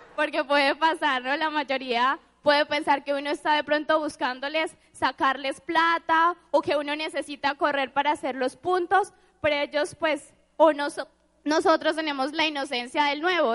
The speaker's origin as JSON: {"language": "Spanish", "town": "San Gil", "region": "Santander", "country": "Colombia", "said": "Soy de San Gil, muy orgullosa"}